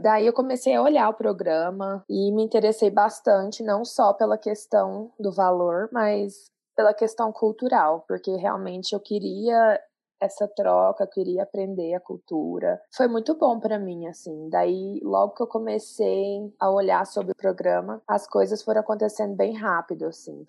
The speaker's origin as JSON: {"language": "Portuguese", "town": "Goiânia", "region": "Goiás", "country": "Brazil", "also_born_or_lived": "Denver, Colorado", "moved": "as an adult", "lives_now": "Colorado, United States", "said": "eu sou de Goiânia e moro aqui nos Estados Unidos já vai fazer cinco anos"}